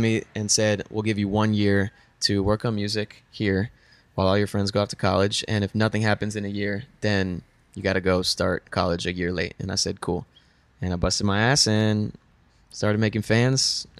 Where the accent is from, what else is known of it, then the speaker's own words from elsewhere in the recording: Weston, Florida, United States; now in Los Angeles, United States; Yeah, Weston, Florida. Shout out Weston.